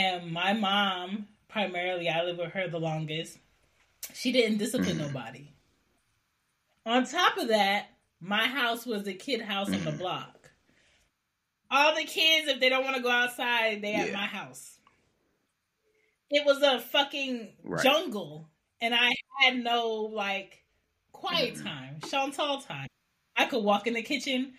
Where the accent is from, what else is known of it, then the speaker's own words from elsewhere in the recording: Philadelphia, Pennsylvania, United States; also born or lived in Baltimore / Maryland / New York / Washington, D.C.; now in Atlanta, United States; I grew up in Philly. I'm from Philly.